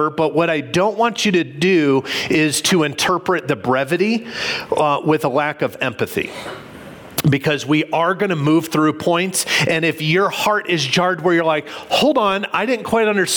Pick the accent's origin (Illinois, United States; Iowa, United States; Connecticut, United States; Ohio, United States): Illinois, United States; Illinois outside of Chicago, United States; I can remember as a kid growing up in Illinois outside of Chicago